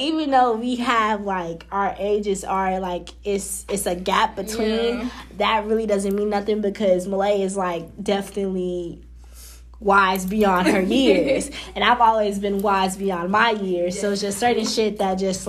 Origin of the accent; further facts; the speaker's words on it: Chicago, Illinois, United States; I am from Chicago, Illinois.